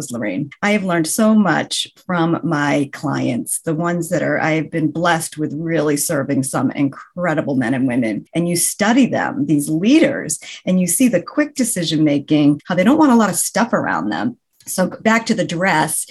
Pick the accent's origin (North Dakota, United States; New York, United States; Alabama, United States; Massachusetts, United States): Massachusetts, United States; Boston; I am from the Boston area, the New England area